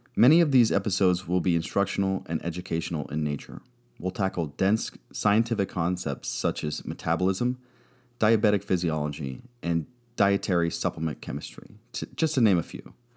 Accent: Arizona, United States; moved away as an adult; also born or lived in California; I hail from Arizona, but moved a bit when I was in the Navy. I left home at eighteen

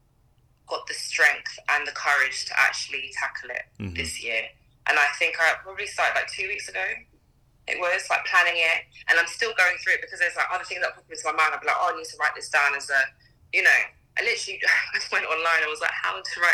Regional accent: England, United Kingdom; also born or lived in Trinidad; now in London, United Kingdom; I grew up in England and my mom is like extremely West Indian

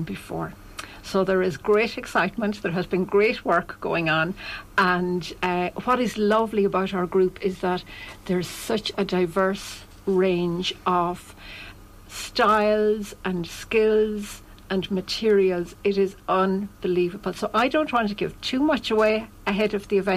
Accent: Ireland; we're all from Athlone, Roscommon and environs.

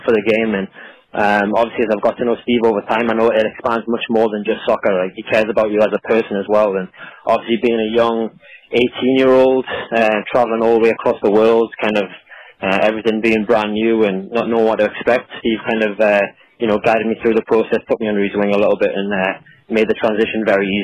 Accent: Newcastle upon Tyne, North East England, United Kingdom; moved away as an adult; now in St. Augustine, United States; I was born and raised in Newcastle

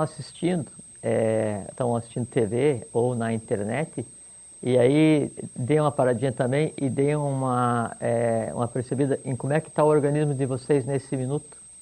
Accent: Joaçaba, Santa Catarina, Brazil; escolhi nascer lá em Joçaba

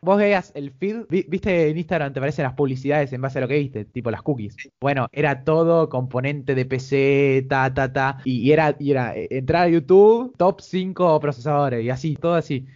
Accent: Argentina; Como cualquier argentino

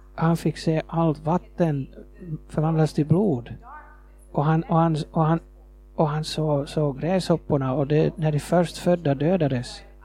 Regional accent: Nairobi, Kenya; Swedish is a second language; moved away as an adult; also born or lived in Nakuru, Kenya / Jyväskylä, Finland; now in Finland; jag växte upp i Kenya

